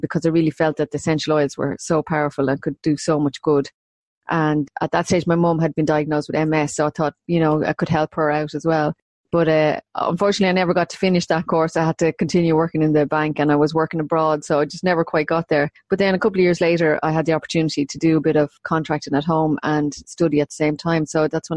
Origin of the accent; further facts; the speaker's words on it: Maynooth, County Kildare, Ireland; moved away as an adult; also born or lived in London / Dublin; I'm from Maynooth, born and bred, and I have lived away from Maynooth probably more than I've lived in it now at this stage of my life